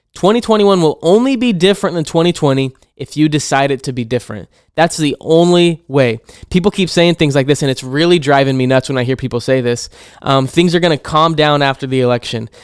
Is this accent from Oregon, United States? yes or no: yes; Hermiston, Oregon, United States; here in my hometown of Hermiston